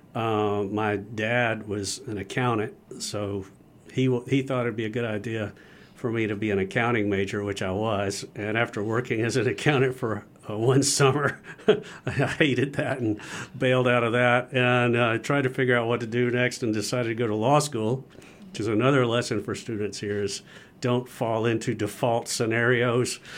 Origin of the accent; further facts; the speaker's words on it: Gainesville, Georgia, United States; I grew up in North Georgia